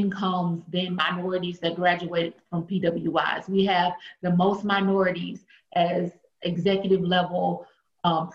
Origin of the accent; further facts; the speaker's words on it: Shreveport, Louisiana, United States; moved away as an adult; also born or lived in Philadelphia / Washington, D.C.; I am from Shreveport, Louisiana. I am a small town country girl from Louisiana